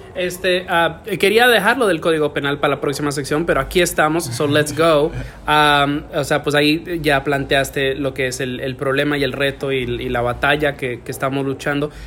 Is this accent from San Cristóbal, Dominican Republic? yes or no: no; Santiago de los Caballeros, Santiago, Dominican Republic; moved away; yo me crié en Dominicana y cuando en Santiago